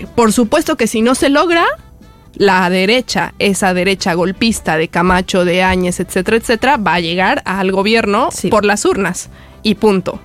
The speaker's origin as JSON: {"language": "Spanish", "country": "Bolivia"}